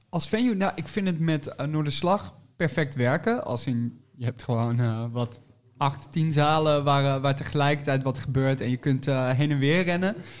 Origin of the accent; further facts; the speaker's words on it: 's-Hertogenbosch, North Brabant, Netherlands; moved away; also born or lived in Nijmegen / Utrecht; ik kom uit Den Bosch oorspronkelijk en ik heb gestudeerd in Nijmegen.